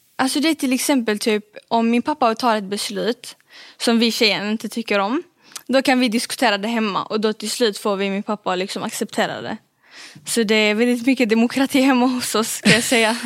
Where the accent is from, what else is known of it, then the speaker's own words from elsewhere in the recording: Malmö, Skåne, Sweden; jag är född här i Sverige och eh, bor i Malmö